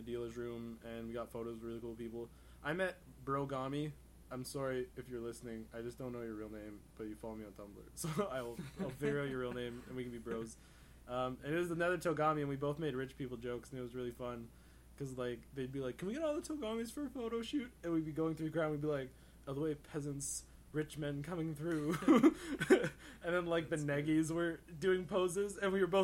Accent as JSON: {"language": "English", "country": "Canada", "said": "I'm polite Canadian"}